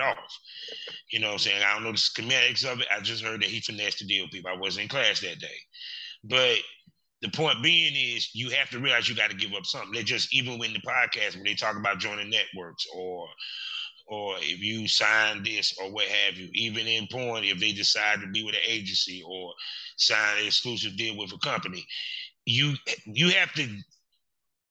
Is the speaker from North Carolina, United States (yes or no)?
yes; North Carolina, United States; I'm from North Carolina